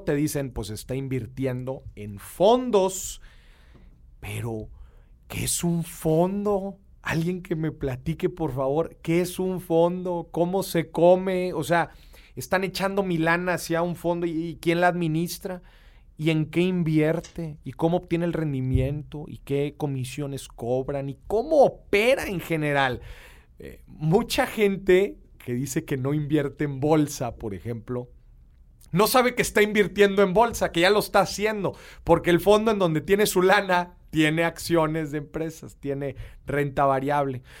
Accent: Monterrey, Nuevo León, Mexico; accent: regio; Poncho y yo somos de Monterrey. Este, y pues somos acá bien regios. Yo creo que yo tengo más acento que el buen Poncho

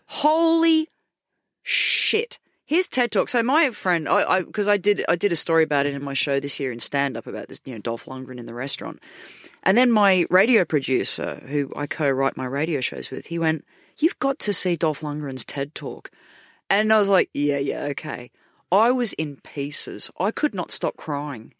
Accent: Australia; moved away as an adult; now in United Kingdom; in my hometown

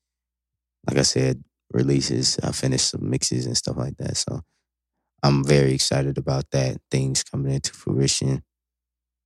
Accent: Dayton, Ohio, United States; moved away; also born or lived in Columbus, Ohio; I went to Dayton, where I was actually born

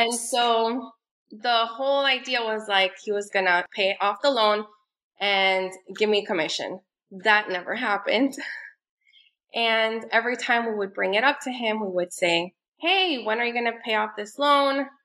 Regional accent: Miami, Florida, United States; I'm from Miami. I live here with my two kids

